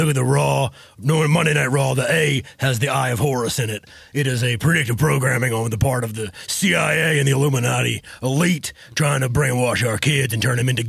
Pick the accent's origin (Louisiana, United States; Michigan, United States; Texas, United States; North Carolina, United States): Texas, United States; I'm a family man. I'm born and raised in Texas.